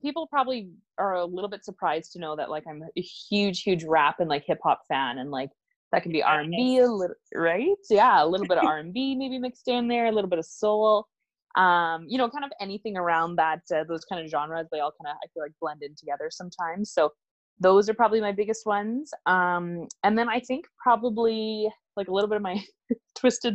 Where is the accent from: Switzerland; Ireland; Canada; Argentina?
Canada; Northwestern Ontario; moved away as an adult; now in Calgary, Canada; Originally, I'm from Northwestern Ontario